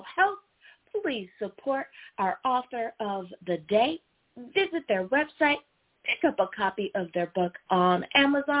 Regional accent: United States; my home country. Thank you, United States of America

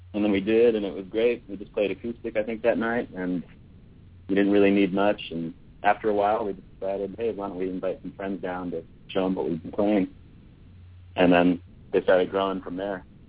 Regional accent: United States; we're American boys

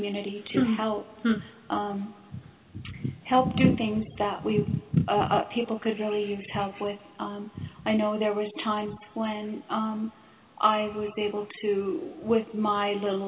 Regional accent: Blackfeet Nation, Montana, United States; I'm from the Blackfeet Nation, and I've lived here all of my life

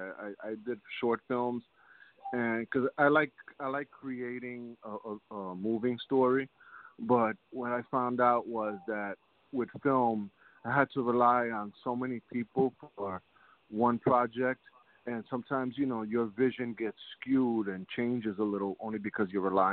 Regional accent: New York City, New York, United States; Grew up in Manhattan

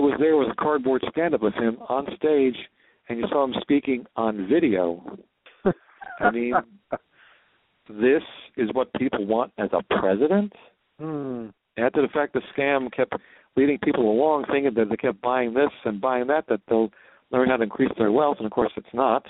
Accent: New Jersey, United States; now in Allentown, United States; I'm from New Jersey, but I live in Pennsylvania

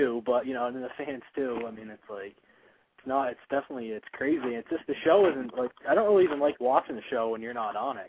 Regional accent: Vermont, United States; I'm from Vermont, actually.

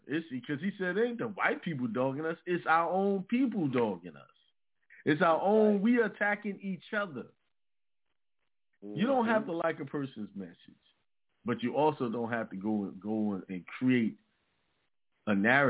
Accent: New York, United States; now in South Carolina, United States; You know, I was born and raised in New York, but I ended up in South Carolina, which is where my family originate from, you know?

